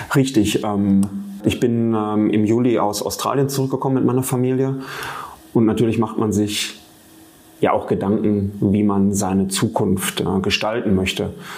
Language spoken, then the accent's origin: German; Marl, North Rhine-Westphalia, Germany; ich bin gebürtiger Maler